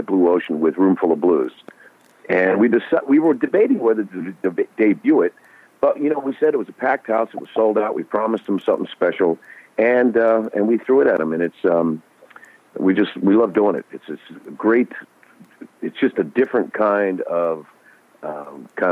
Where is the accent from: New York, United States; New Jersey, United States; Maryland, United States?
Maryland, United States; Baltimore; now in Boston, United States; I was born and raised in Baltimore